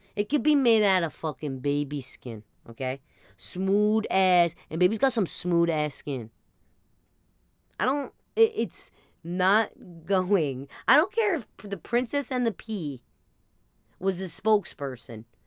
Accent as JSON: {"language": "English", "region": "New Jersey", "country": "United States", "said": "we're from Jersey"}